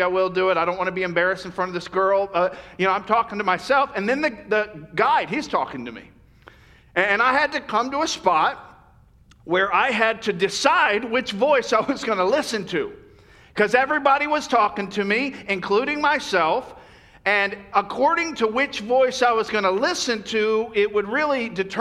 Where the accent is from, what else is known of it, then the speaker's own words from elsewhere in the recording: Florida, United States; now in California, United States; when I grew up in Florida, we had, you know, beautiful beaches